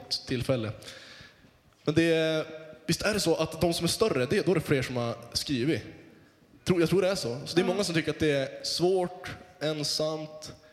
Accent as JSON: {"language": "Swedish", "region": "Västerbotten County", "country": "Sweden", "said": "Jag är från Västerbotten"}